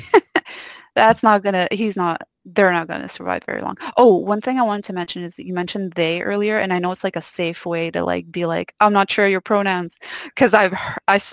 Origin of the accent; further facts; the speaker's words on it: Quebec, Canada; I grew up in Quebec, a little province, maybe not so little, in Canada